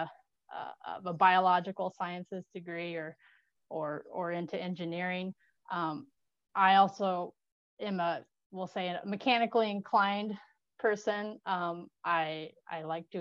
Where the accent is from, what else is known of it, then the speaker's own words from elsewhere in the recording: Des Moines, Iowa, United States; I grew up in Des Moines, Iowa